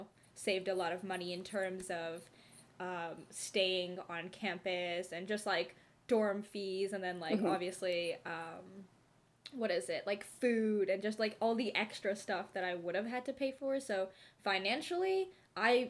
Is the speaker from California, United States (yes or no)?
yes; Bay Area, California, United States; We are both from California, the Bay Area